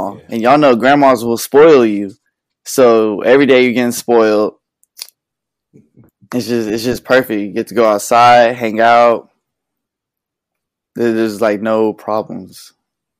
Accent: Conroe, Texas, United States; I was born in Conroe. I just grew up with my mom, my grandma. It was a good little childhood. We moved in third grade.

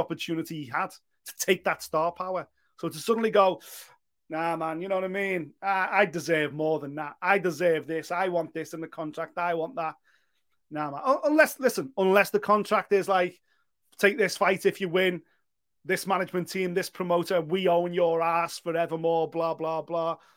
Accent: Liverpool, North West England, United Kingdom; my hometown

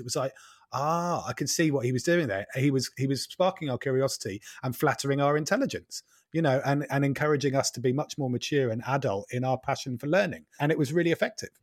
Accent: Norfolk, East of England, United Kingdom; I am also from Norfolk

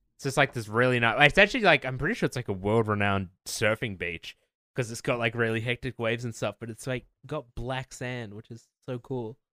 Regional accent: New Zealand; moved away; Growing up in New Zealand was, like, cool

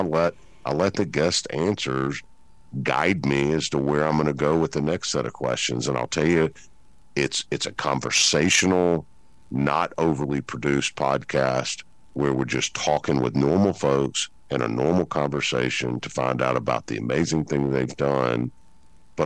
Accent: Memphis, Tennessee, United States; I'm from Memphis

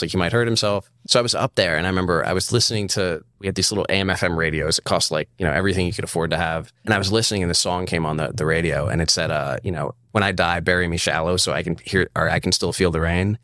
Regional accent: Charlottesville, Virginia, United States; I'm from Charlottesville, Virginia.

